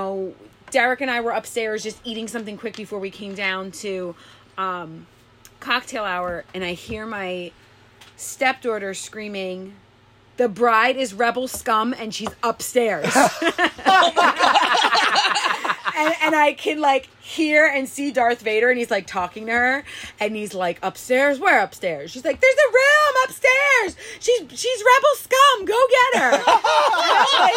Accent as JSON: {"language": "English", "region": "New Jersey", "country": "United States", "said": "I'm from New Jersey"}